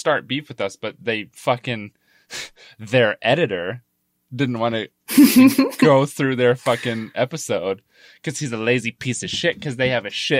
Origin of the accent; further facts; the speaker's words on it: Arkansas, United States; I am from Arkansas, but not. I wasn't born there, so.